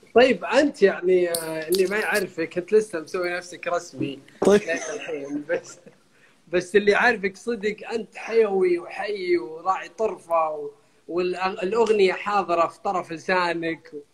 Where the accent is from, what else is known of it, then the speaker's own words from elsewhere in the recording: Saudi Arabia; عندنا بالسعودية